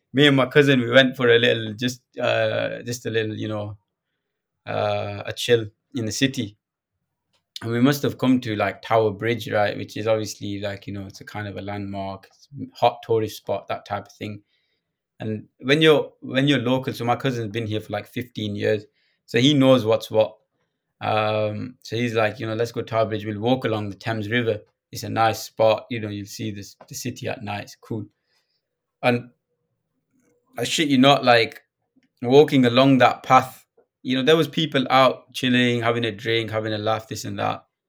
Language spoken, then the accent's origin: English; Blackburn, North West England, United Kingdom; moved away as an adult; also born or lived in East London; now in London, United Kingdom; I'm originally from Blackburn, born and raised.